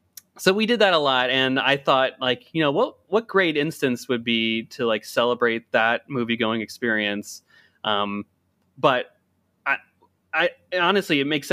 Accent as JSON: {"language": "English", "town": "Hershey", "region": "Pennsylvania", "country": "United States", "tie": "born or raised there", "lives_now": "Washington, United States", "said": "so I currently live in the Washington DC area right now, but growing up, I grew up in Hershey, Pennsylvania."}